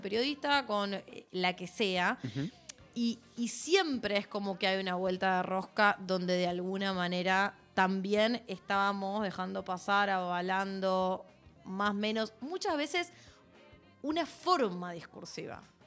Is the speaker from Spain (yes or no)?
no; Argentina; como sociedad argentina